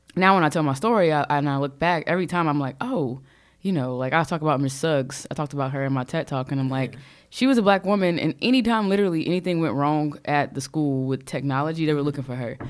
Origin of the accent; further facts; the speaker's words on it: Charlotte, North Carolina, United States; also born or lived in Rocky Mount, North Carolina; I was born in Rocky Mount, North Carolina, which is a uh-huh. super small town. Most yeah. of my family's still there. Uh, and then I moved to Charlotte in second grade. So Charlotte to me is home